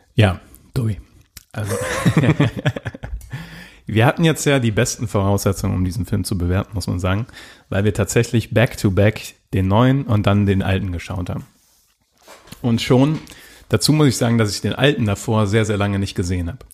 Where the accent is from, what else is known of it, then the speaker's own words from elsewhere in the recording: Germany; als Deutscher